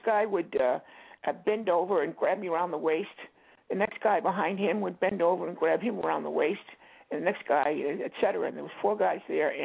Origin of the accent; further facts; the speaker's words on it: Boston, Massachusetts, United States; I'd go down to Scully Square and go into Penny Arcade all day